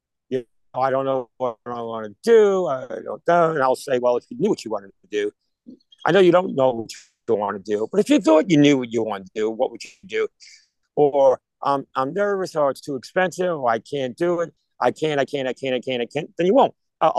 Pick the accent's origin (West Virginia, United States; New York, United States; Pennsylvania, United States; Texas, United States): New York, United States; moved away; We're all transplants from New York